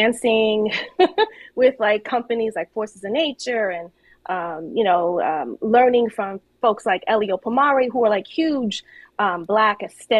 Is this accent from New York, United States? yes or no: yes; New York City, New York, United States; I'm born and raised in New York